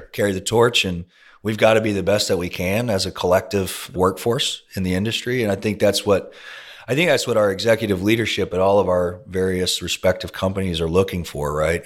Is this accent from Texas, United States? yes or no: yes; Longview, Texas, United States; now in Houston, United States; I grew up in East Texas